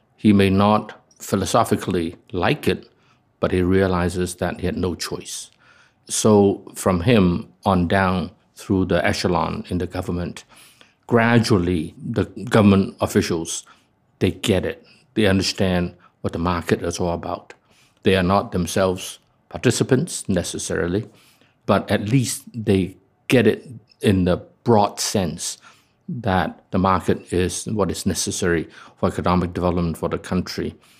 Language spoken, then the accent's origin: English; Hong Kong; from Hong Kong